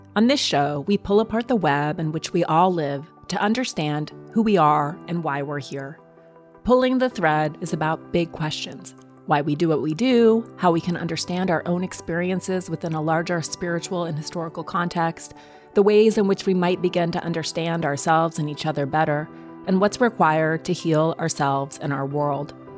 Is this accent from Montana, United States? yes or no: yes; Montana, United States; I grew up in Montana